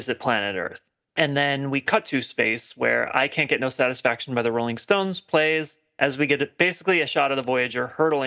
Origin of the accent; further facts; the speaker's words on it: Wisconsin, United States; I'm from Wisconsin